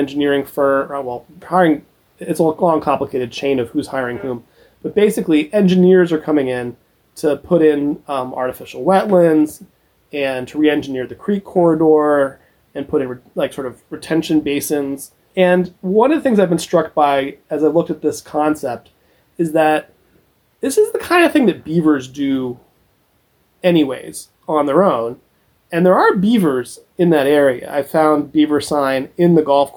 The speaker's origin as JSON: {"language": "English", "region": "Central Ohio", "country": "United States", "tie": "born or raised there", "moved": "as an adult", "lives_now": "Philadelphia, United States", "said": "I grew up in Central Ohio and came to Philly 2004"}